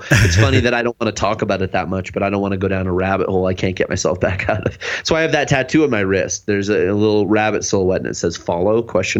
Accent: Spokane, Washington, United States; moved away; the Spokane scene, because I'm from Spokane, Washington, originally Washington State

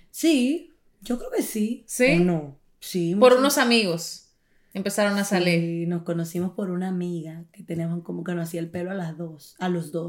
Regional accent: Dominican Republic; no se dio en Italia porque no debía ser allí, debía ser en mi tierra, en República Dominicana, y entonces ahí pues será la boda muy pronto.

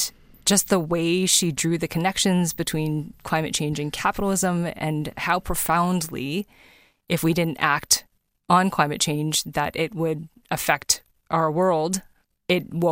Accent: Toronto, Ontario, Canada; I was born in Toronto and I love living in this country.

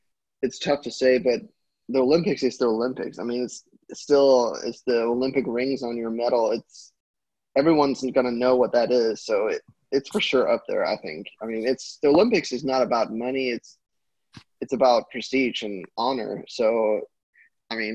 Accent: Denmark

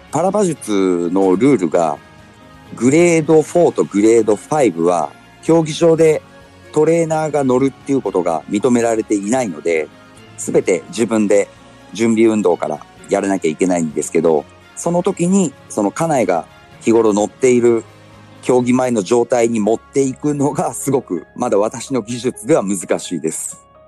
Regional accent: Kumamoto, Japan; moved away as an adult; also born or lived in Fukuoka Prefecture / Kanto; 地元の熊本

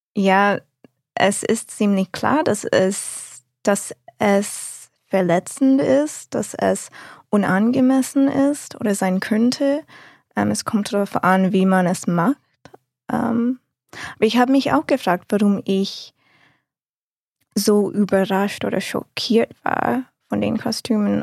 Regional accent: United States; German is a second language; moved away as an adult; also born or lived in Mainz; in den USA oder zumindest dort, wo ich aufgewachsen bin

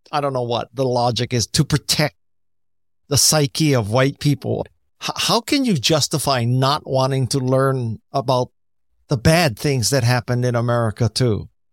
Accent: United States; I'm Japanese American

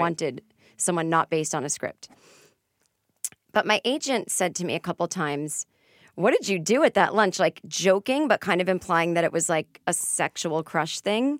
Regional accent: Boston, Massachusetts, United States; now in Los Angeles, United States; I'm from Boston, we say wicked, we say this. I know we sound stupid.

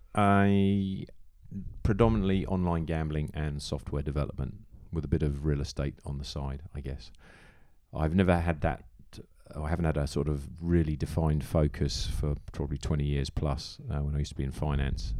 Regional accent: Farnham, South East England, United Kingdom; also born or lived in Farnborough; now in Hong Kong; I was born in Farnborough, but my parents moved to Farnham when I was about two

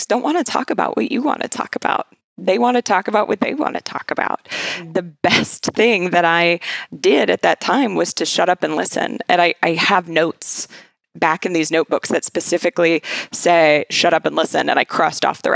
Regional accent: Kansas, United States; I was born and raised in Kansas

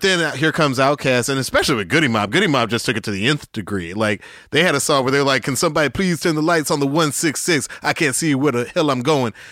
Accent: Atlanta, Georgia, United States; moved away; also born or lived in New York; Growing up in Southwest Atlanta, when I did, late seventies, it was just like, it was like a black mecca.

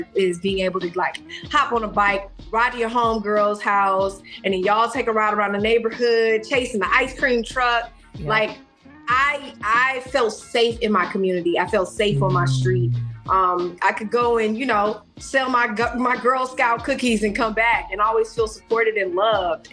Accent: Houston, Texas, United States; born or raised there

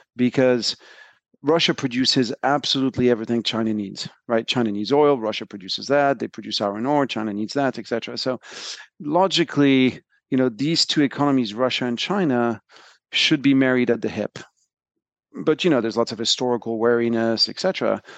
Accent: France; moved away as an adult; also born or lived in United States; So, I grew up in France, and I moved to the U S in the early nineties to, to go to college.

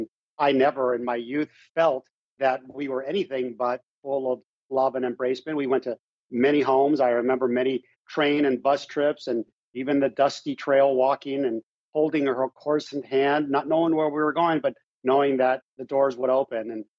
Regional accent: Mexico; born there; I was born in Mexico. I never knew my father.

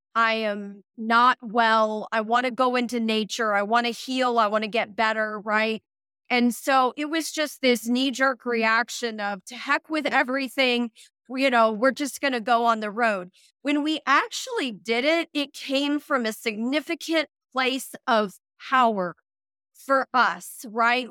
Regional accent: United States; moved away as an adult; the same alphabet that I am used to from the United States

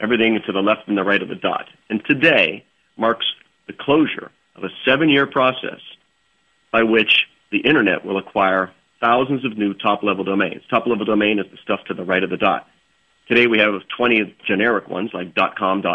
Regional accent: East Coast, United States; growing up on the East Coast

